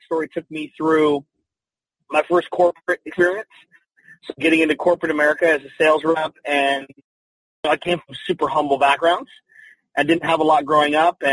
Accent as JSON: {"language": "English", "town": "Salt Lake City", "region": "Utah", "country": "United States", "tie": "born or raised there", "moved": "as an adult", "lives_now": "Phoenix, United States", "said": "I was born and raised in Salt Lake City, Utah"}